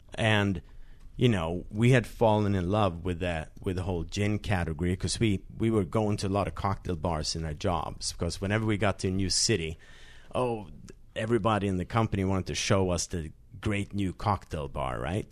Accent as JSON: {"language": "English", "country": "Sweden", "tie": "born or raised there", "said": "I grew up in Sweden"}